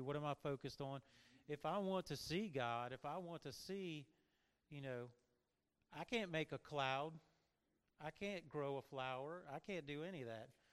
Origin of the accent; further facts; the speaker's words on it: Louisiana, United States; moved away; I'm originally from Louisiana